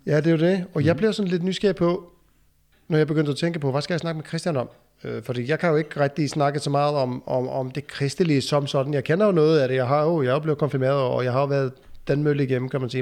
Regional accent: Iceland; now in Aarup, Denmark; jeg kommer jo fra Island, så, så jeg kommer faktisk langvej fra.

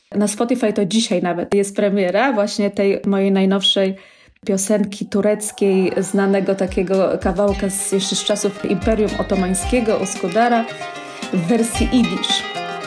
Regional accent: Warsaw, Masovian Voivodeship, Poland; moved away as an adult; now in Israel; jestem z Warszawy i całe życie właśnie spędziłam w mieście

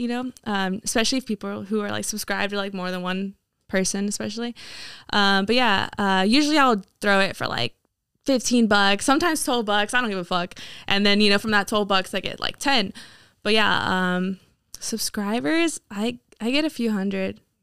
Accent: Hamilton City, California, United States; moved away as an adult; now in Chico, United States; I grew up in Hamilton City

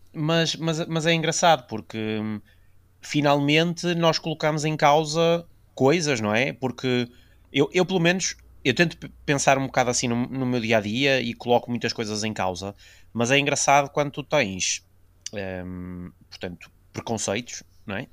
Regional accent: the North, Northern Portugal, Portugal; somos do Norte

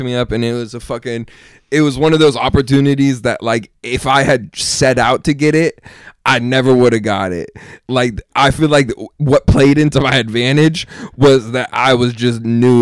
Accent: California, United States; moved away as an adult; also born or lived in Texas; I'm from California

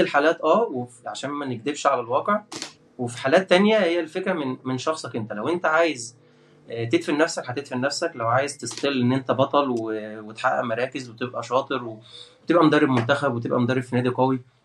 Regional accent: Port Said Governorate, Egypt; من بورسعيد وده شرف لي ان انا من بورسعيد

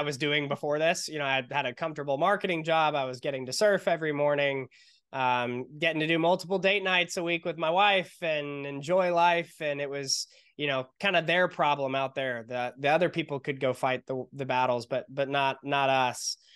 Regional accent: San Diego, California, United States; we're from San Diego, California

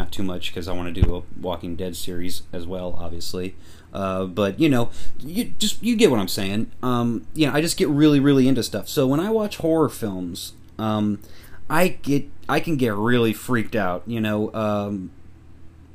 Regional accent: Missouri, United States; I'm from Missouri

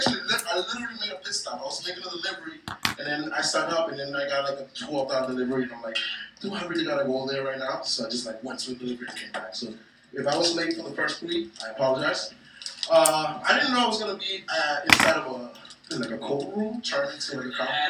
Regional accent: New York, United States; Growing up in New York is funny because like before it used to be gentrified, but by 90th, all white people used to get off.

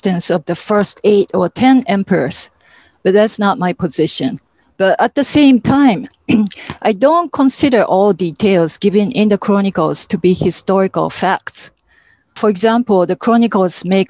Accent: Japan; moved away as an adult; also born or lived in Hawaii; Growing up in Japan

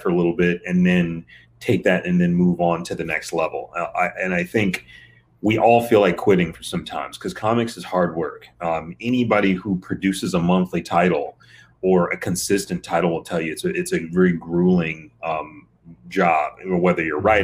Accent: Michigan, United States; I'm from Michigan

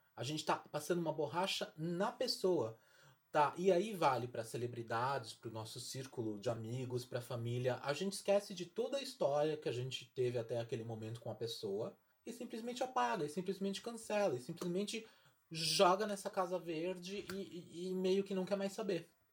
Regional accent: Brazil

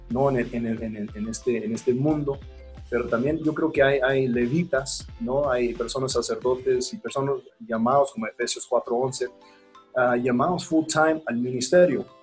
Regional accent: Texas, United States; Tengo eh, de Texas, soy de West Texas, este, el oeste. Y en el oeste hay mucho petróleo, es como Dubai. Yo vivo en el eh, Permian Basin

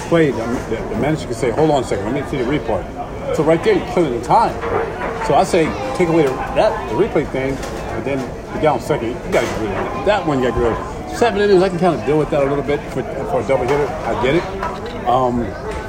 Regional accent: Tampa, Florida, United States; moved away; also born or lived in New York; I'm from Tampa originally

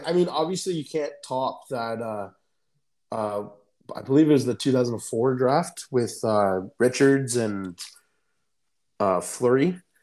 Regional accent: Canada; we're Canadian

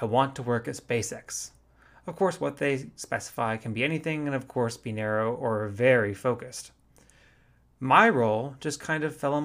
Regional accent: Fort Worth, Texas, United States; I grew up in Fort Worth

